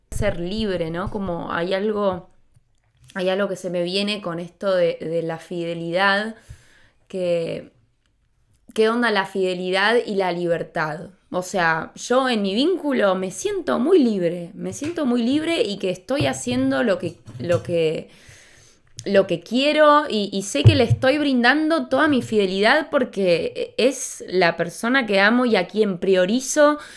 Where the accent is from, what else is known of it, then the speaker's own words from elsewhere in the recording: Argentina; moved away; me, vine de Argentina hace muy poco y me hicieron un montón de despedidas